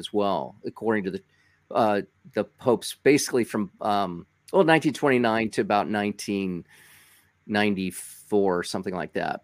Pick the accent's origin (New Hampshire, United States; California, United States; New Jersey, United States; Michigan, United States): California, United States; Los Angeles County; I grew up in L.A. County